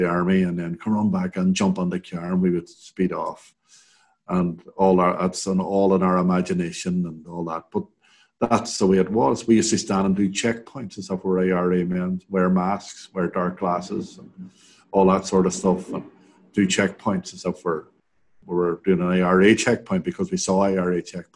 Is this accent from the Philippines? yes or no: no; Derry, Northern Ireland, United Kingdom; I grew up in the Craigan and played around the Craigan